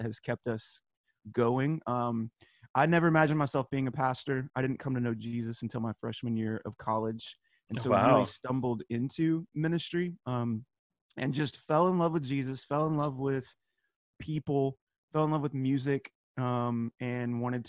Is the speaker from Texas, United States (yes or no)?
yes; Texas, United States; we're both from Texas